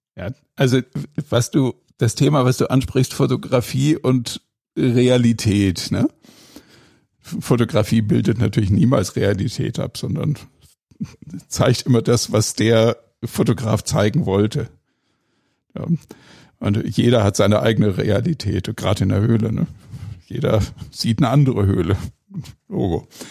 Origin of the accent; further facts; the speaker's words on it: Ennepetal, North Rhine-Westphalia, Germany; Also ich bin in Ennepetal zur Schule gegangen und habe in der Kludertstraße gewohnt, direkt um die Ecke von der Kluderthöhle